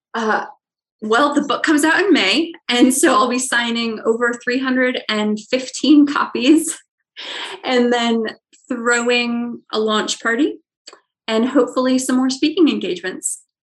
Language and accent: English; Ohio, United States; I'm from Ohio